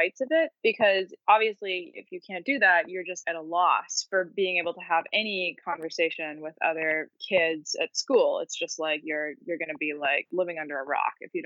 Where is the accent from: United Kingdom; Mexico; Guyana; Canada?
Canada; Edmonton, Alberta; I'm from a place called Edmonton, which is a pretty isolated city in Canada. It's pretty far north. And I grew up there